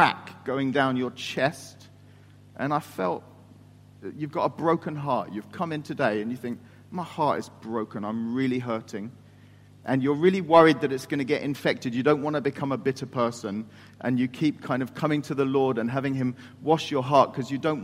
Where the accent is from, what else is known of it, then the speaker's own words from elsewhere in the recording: England, United Kingdom; moved away as an adult; now in Turkey; I'm the English person